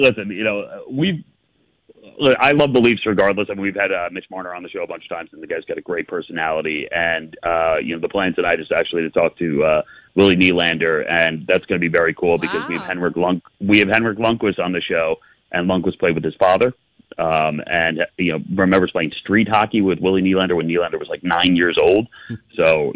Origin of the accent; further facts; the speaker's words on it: New York, United States; I grew up in New York. I still live in New York now.